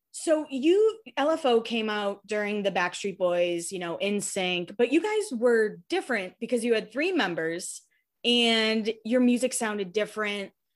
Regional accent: Hanover, Massachusetts, United States; I'm from Massachusetts. I actually grew up a few towns over from Rich

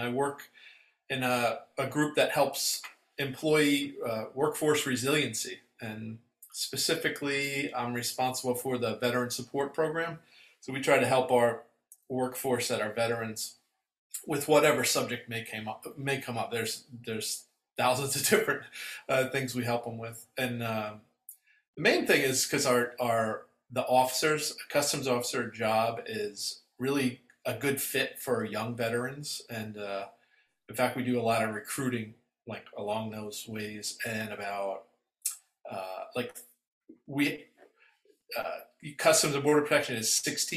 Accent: New York City, New York, United States; moved away as an adult; also born or lived in Vermont / Washington, D.C. area; now in Northern Virginia, United States; I'm originally from Brooklyn, New York

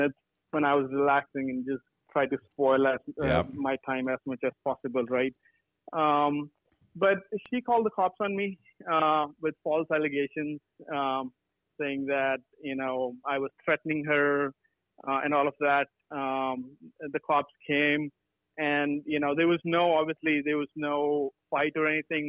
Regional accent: California, United States; I'm from California as well

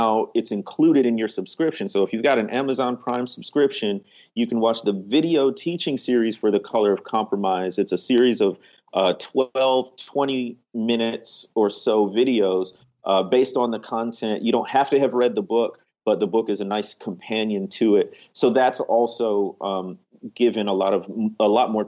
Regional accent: Chicago, Illinois, United States; moved away as an adult; now in Mississippi, United States; growing up in the Chicagoland area.

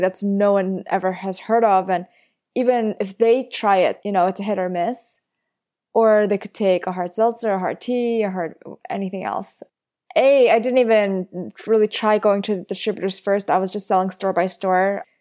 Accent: New York City, New York, United States; I grew up in Flushing, Queens

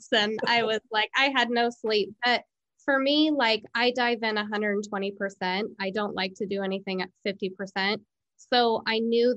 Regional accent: Pendleton, Oregon, United States; moved away as an adult; now in Walla Walla, United States; I'm from Pendleton, it's close

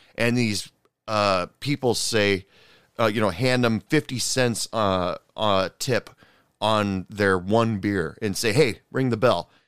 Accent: United States; being an American

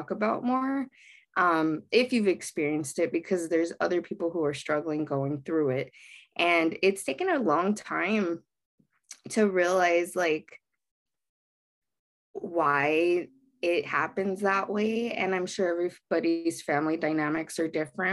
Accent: Baldwin Park, California, United States; I grew up in Baldwin Park, which is a very heavily Latinx demographic area

